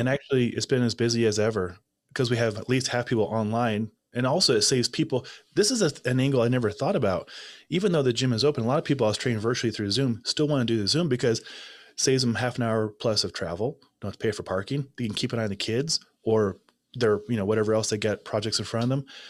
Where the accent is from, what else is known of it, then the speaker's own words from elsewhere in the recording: Nebraska, United States; I'm from Nebraska.